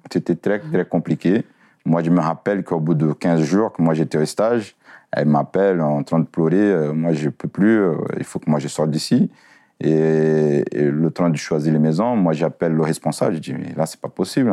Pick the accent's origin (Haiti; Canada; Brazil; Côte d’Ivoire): Brazil; moved away as an adult; now in France; nous Brésiliens